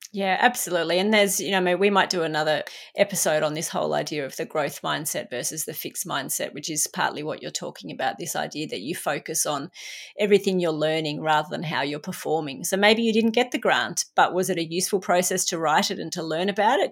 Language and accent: English; Australia; In Australia, it was the tall poppy syndrome. We're brought up, you never big note yourself